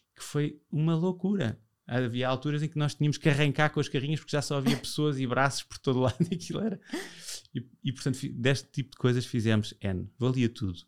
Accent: Portugal; eu já nasci em Portugal

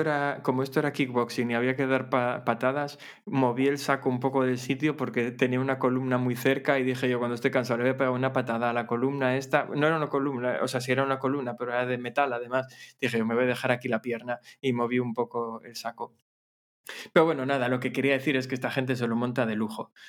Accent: Gijón, Asturias, Spain; soy de Gijón

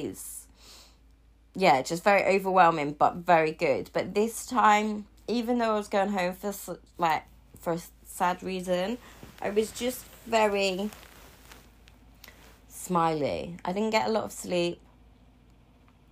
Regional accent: Cornwall, South West England, United Kingdom; I'm from Cornwall

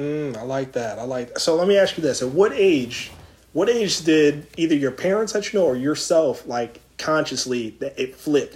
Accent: Philadelphia, Pennsylvania, United States; I'm from Philly

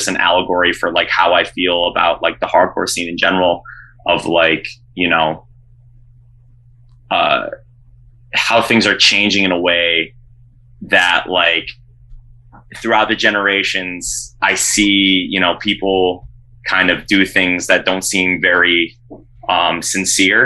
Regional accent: Rochester, New York, United States; now in Syracuse, United States; when I was growing up in Rochester

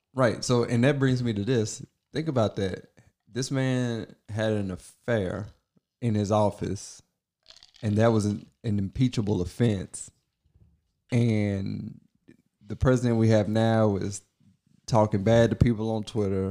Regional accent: Kentucky, United States; I was born in Kentucky, like, in the country somewhere

